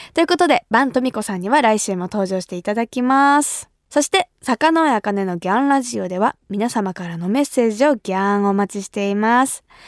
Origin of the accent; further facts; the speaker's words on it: Kumamoto, Japan; accent: Kumamoto dialect; now in Tokyo, Japan; 私が生まれ育った熊本